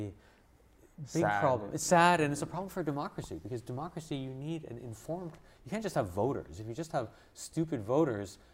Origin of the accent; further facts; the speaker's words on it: Montreal, Quebec, Canada; moved away; I grew up in Montreal in Canada